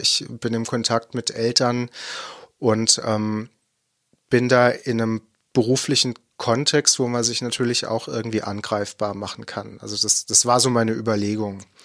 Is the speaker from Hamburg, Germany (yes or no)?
no; Baden-Württemberg, Germany; ich komme eher aus dem Nordbadischen, äh, gebürtig